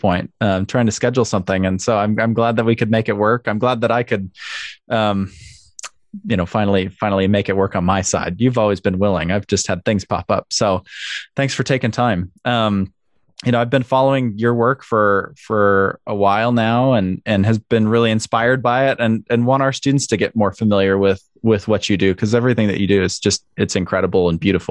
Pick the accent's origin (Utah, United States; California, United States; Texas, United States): Utah, United States; Salt Lake City; I grew up in Salt Lake City